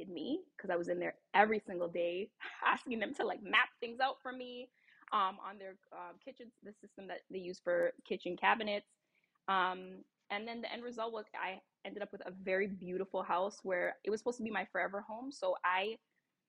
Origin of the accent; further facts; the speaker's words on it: Toronto, Ontario, Canada; also born or lived in California; now in Maryland, United States; I'm actually born and raised in Toronto, Canada